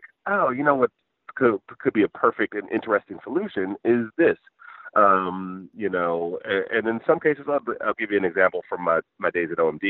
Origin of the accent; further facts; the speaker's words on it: Michigan, United States; I grew up in Michigan and worked in engineering